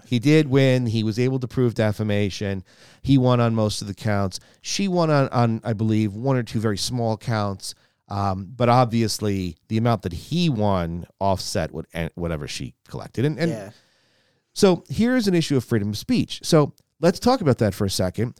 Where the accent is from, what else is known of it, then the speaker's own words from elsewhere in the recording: United States; we as American citizens